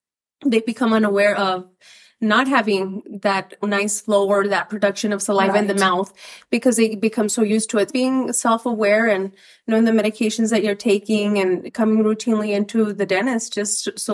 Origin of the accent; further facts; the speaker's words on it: Las Cruces, New Mexico, United States; moved away as an adult; now in Albuquerque, United States; But I've been in Albuquerque since 2011. But I'm originally from Las Cruces, New Mexico, born and raised.